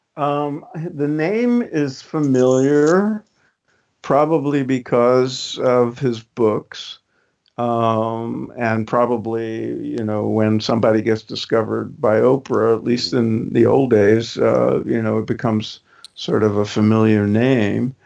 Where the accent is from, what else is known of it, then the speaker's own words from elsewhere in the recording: New York City, New York, United States; I grew up in Brooklyn